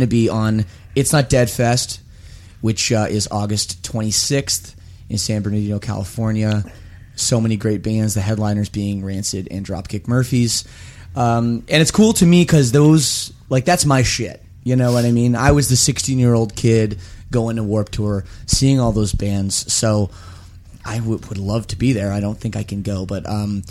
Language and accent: English; Canada; I'm Canadian